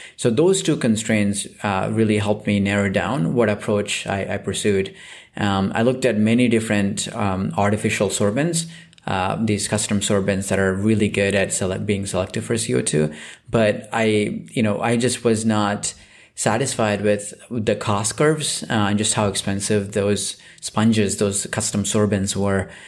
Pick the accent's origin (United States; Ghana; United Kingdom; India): India; Southeast India; moved away; I grew up in Southeast India